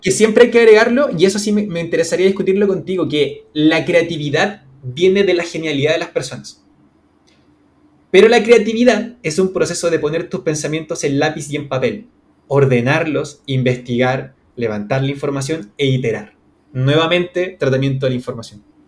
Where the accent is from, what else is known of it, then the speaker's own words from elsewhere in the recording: Santiago, Santiago Metropolitan Region, Chile; yo soy chileno. En este momento estoy en Santiago de Chile, en la capital. Vivo en el downtown, básicamente, de mi ciudad.